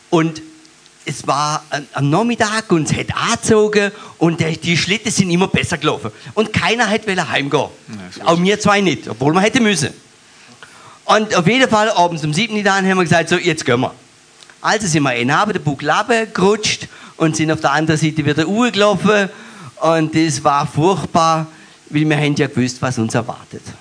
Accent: Baden-Württemberg, Germany; accent: Alemannic; Ähm, ich bin auf dem Hotzerwald, auf dem Bauernhof groß geworden mit vier mittleren Geschwistern.

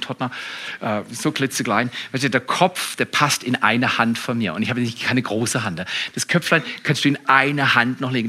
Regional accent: Freiburg, Baden-Württemberg, Germany; Wir als Freiburger

